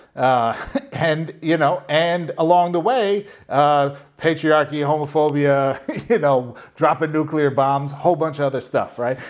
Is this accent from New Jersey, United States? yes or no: no; Minnesota, United States; growing up in Minnesota